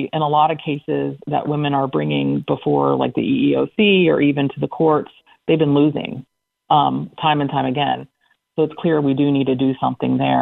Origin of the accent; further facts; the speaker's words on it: Central Pennsylvania, United States; moved away; I come from Central Pennsylvania.